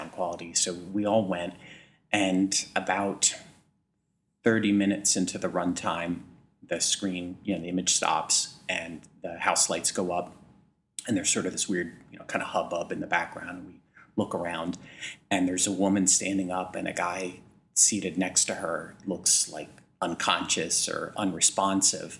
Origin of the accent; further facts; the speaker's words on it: Miami, Florida, United States; my hometown of Miami, Florida